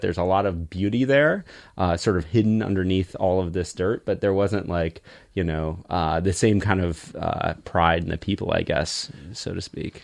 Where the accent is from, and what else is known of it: Michigan, United States; born or raised there